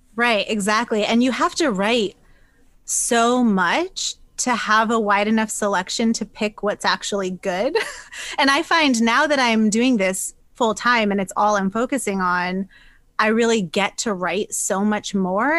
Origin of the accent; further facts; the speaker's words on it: New Hampshire, United States; moved away as an adult; also born or lived in Boston; I'm from New Hampshire originally. I was in Boston for about I think like nine, ten years, but I'm back to my roots now.